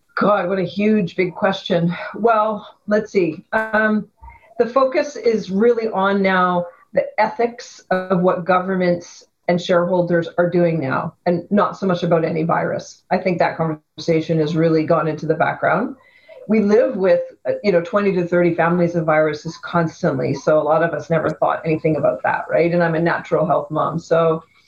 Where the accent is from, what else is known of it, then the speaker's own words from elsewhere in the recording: Vancouver, British Columbia, Canada; I grew up in Vancouver, on the west side of Vancouver